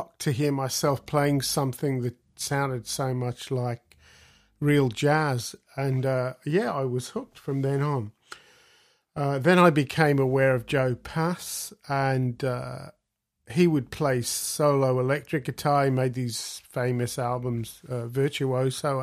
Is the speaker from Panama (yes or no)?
no; Australia; I grew up in Australia